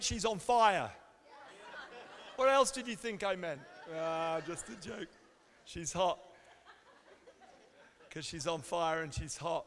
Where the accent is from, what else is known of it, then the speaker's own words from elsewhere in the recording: England, United Kingdom; also born or lived in Canada; now in United States; as English people